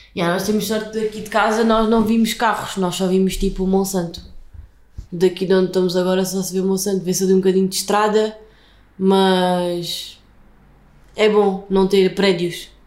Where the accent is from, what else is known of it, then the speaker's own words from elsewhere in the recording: Beja, Alentejo, Portugal; accent: Alentejo; moved away as an adult; now in Lisbon, Portugal; sou de Beja